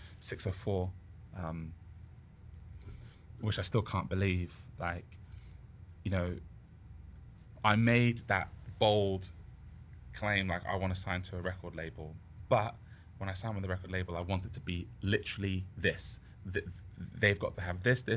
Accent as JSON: {"language": "English", "town": "Southampton", "region": "South East England", "country": "United Kingdom", "tie": "born or raised there", "also_born_or_lived": "Ghana", "moved": "yes", "lives_now": "Vancouver, Canada", "said": "the BBC Introducing DJ in Southampton, my hometown"}